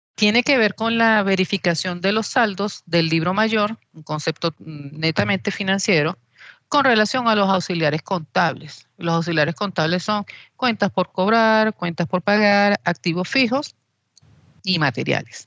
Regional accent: Venezuela; soy venezolana

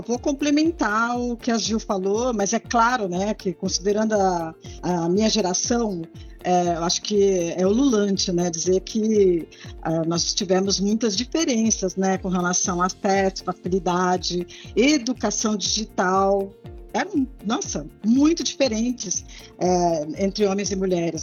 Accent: Santos, São Paulo, Brazil; moved away as an adult; eu sou da cidade de Santos

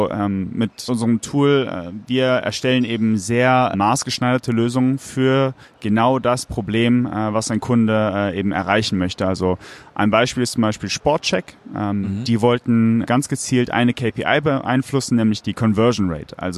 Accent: Cologne, North Rhine-Westphalia, Germany; bin eben auch gebürtiger Kölner

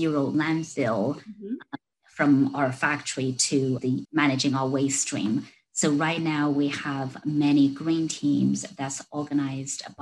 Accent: China; moved away as an adult; now in United States; I was born and raised in China. So I came to the US to study, 20 some years ago now

